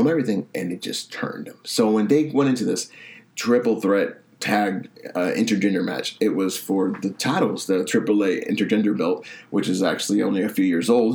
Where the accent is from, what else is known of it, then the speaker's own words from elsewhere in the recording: Boston, Massachusetts, United States; my hometown Boston